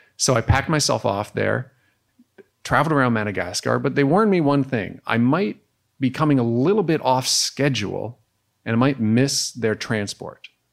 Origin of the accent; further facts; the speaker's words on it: Canada; as a Canadian